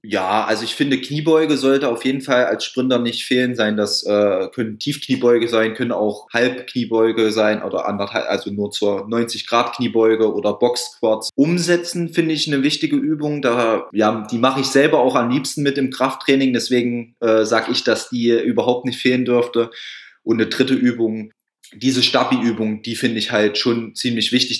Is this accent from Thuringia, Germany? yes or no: yes; Thuringia, Germany; bei uns in Thüringen